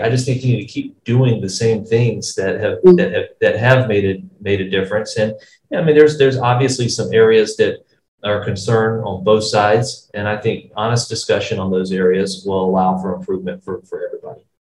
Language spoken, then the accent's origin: English; United States; as an American